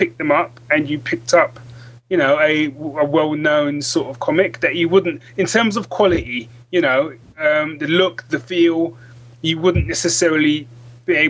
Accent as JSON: {"language": "English", "region": "London", "country": "United Kingdom", "tie": "born or raised there", "moved": "as an adult", "lives_now": "Northampton, United Kingdom", "said": "originally I'm from London. That's where I was born and raised."}